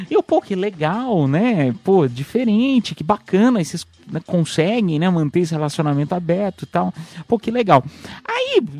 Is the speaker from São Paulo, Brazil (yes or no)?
yes; Piedade, São Paulo, Brazil; Mas ah, eu, eu tive sorte, porque eu fiz né, em Piedade, lá na minha cidade. Ah, e aí, pô, interior de São Paulo, tal, cidade com 50 mil habitantes.